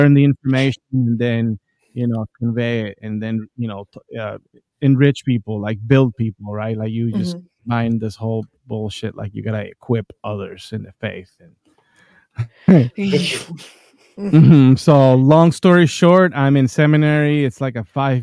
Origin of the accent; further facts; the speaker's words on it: Colombia; now in United States; I grew up in Colombia, and there is like, you go to Catholic school, you go to Catholic church, everyone around you is Catholic for the most part